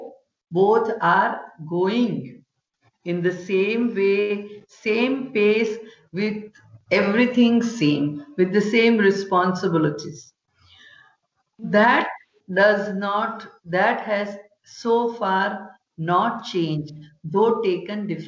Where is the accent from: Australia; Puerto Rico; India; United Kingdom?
India; Vadodara, Gujarat; I'm born and brought up in Vadodara, which is on the western coast of India